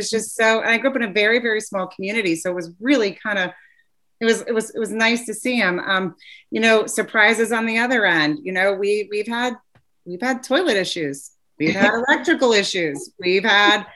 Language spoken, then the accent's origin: English; Ohio, United States; moved away; I grew up in Ohio